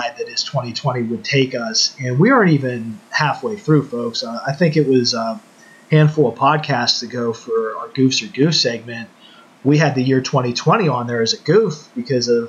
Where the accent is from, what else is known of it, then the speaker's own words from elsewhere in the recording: Woodland Hills, United States; Growing up in the Woodland Hills community